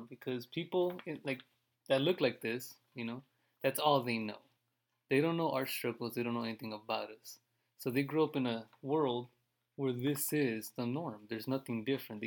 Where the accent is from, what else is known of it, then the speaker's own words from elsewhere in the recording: United States; I'm American, my mom was born here.